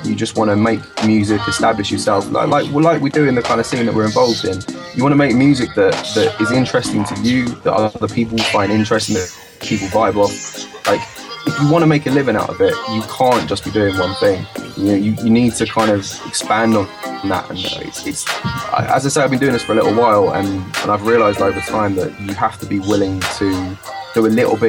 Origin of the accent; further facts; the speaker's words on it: Watford, East of England, United Kingdom; moved away as an adult; also born or lived in London; now in Brighton, United Kingdom; I grew up just outside of London in Watford, like just outside Northwest